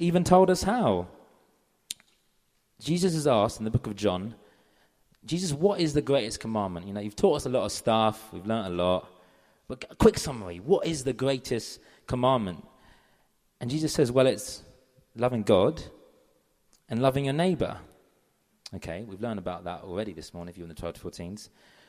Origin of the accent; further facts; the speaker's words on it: London, United Kingdom; I'm from London.